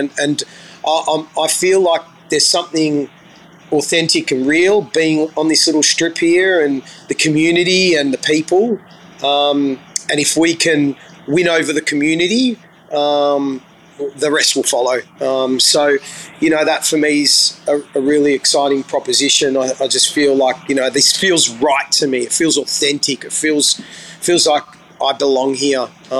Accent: Australia; there's something special about the being an Aussie boy, because we're taught to be open-minded, you know, because we're so multicultural here.

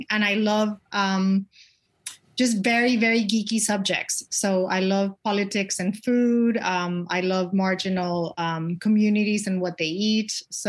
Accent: Spain; also born or lived in Latin America; I'm from Spain, but I grew up in Latin America and I've lived in 12 different countries. So I'm really from nowhere and everywhere. But I am Española.

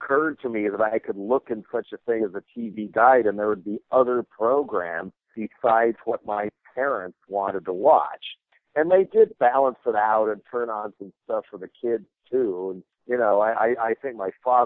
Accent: Boulder, Colorado, United States; I was growing up in Boulder, Colorado

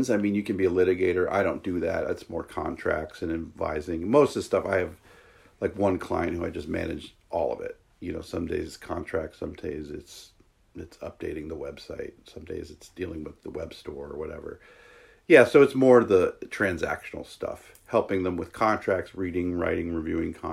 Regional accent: New York, United States; also born or lived in Wisconsin / Seattle / San Francisco / Los Angeles; now in Whidbey, United States; I'm from New York originally, and I like bounced around. I went to college in Wisconsin, and then was in Seattle for eight years a while back, and then went to San Francisco and L.A.

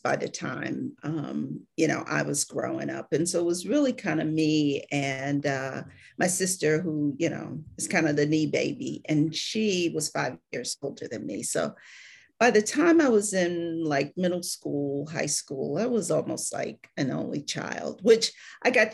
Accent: Cleveland, Ohio, United States; moved away; Originally from Ohio. I'm originally from Cleveland

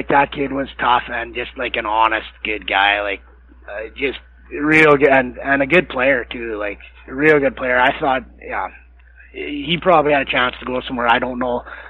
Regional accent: Massanutten, Virginia, United States; the first game in Massanutten when we played, I was pretty nervous, and it was my hometown and whatnot.

